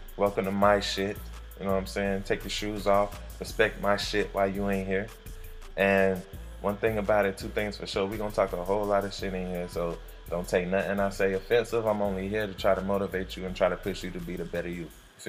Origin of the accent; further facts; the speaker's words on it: Orlando, Florida, United States; also born or lived in Carolina; I'm from Orlando, Florida. Spent my time between Carolina and Florida, you know, growing up for the most part, but Orlando's where I'm from the west side originally, between Pine Hills and Silver Star.